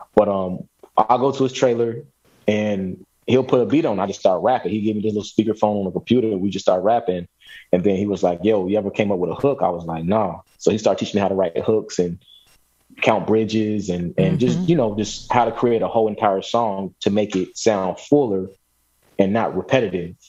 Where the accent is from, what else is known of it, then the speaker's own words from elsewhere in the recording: Chicago, Illinois, United States; moved away as an adult; also born or lived in San Diego / East Coast / West Coast; now in Louisville, United States; I was born and raised in Chicago